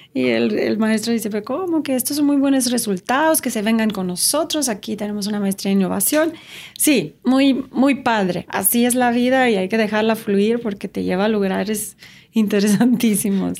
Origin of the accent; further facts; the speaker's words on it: Romania; Spanish is a second language; moved away as an adult; also born or lived in Switzerland; now in Mexico; Nací en Rumania y viví en Rumania por 19 años. Y luego me fui a estudiar a Suiza